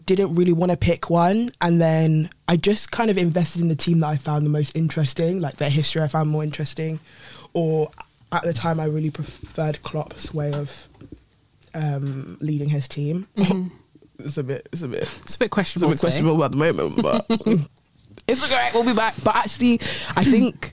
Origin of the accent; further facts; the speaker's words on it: United Kingdom; also born or lived in Nigeria; I'm Nigerian and I'm British.